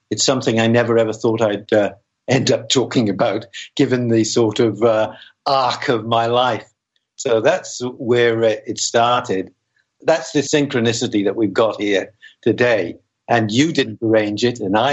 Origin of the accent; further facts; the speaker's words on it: Wales, United Kingdom; I was born in Wales